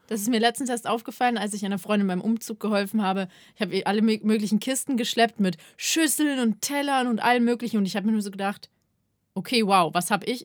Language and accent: German; Ingolstadt, Bavaria, Germany; moved away; ich bin in meine Heimatstadt gegangen, in den Jodel. Äh, und zwar nach Ingolstadt